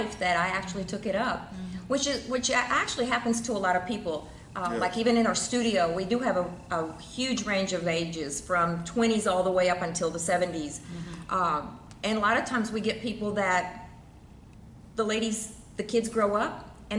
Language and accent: English; Czechia; also born or lived in Texas; now in Houston, United States; I was born in the Czech Republic